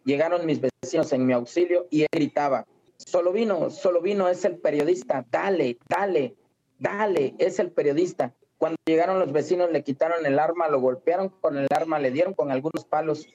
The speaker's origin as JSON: {"language": "Spanish", "town": "Villa Cuichapa", "region": "Veracruz", "country": "Mexico", "tie": "born or raised there", "said": "allá en mi tierra, allá en Villa Cuichapa, Molocán, Veracruz"}